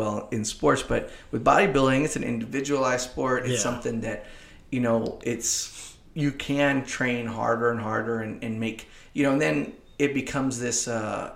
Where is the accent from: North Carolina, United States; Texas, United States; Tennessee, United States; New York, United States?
Texas, United States; Kingsville; also born or lived in Corpus Christi; it's my hometown